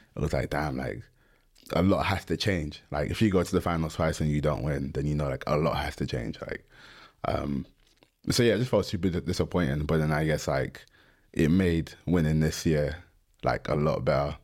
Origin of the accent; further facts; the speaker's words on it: London, United Kingdom; I'm from London